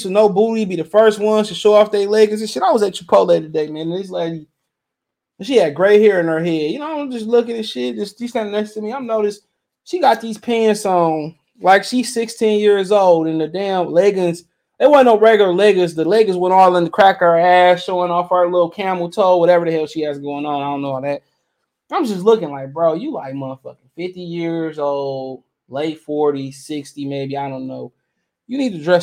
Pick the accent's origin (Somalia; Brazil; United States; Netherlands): United States; Detroit, Michigan; I'm from Detroit